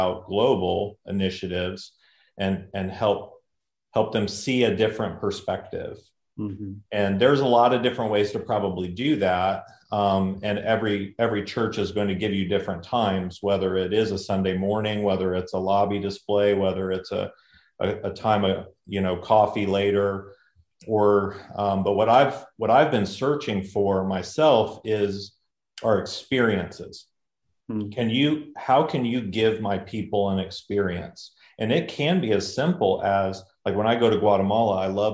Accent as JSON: {"language": "English", "country": "United States", "said": "I'm from the States, always been in the States"}